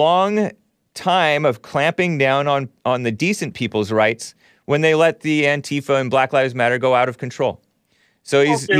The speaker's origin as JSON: {"language": "English", "town": "Los Angeles", "region": "California", "country": "United States", "tie": "born or raised there", "also_born_or_lived": "West Covina", "said": "I'm from L.A."}